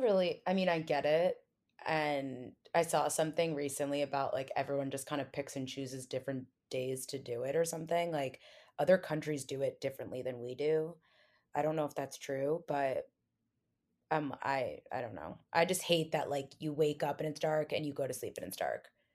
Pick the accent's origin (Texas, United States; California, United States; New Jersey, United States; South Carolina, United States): New Jersey, United States; now in New York City, United States; I'm from New Jersey, but I'm currently living in New York City.